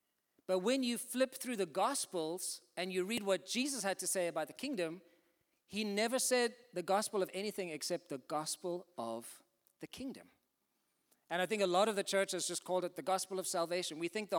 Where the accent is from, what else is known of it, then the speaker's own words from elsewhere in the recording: Zimbabwe; born there; also born or lived in South Africa; I was born in Zimbabwe in Africa. My parents are English and Irish. They went out there in the 60s to do mining and nursing. My brothers and I were born out there. Then I went to university in South Africa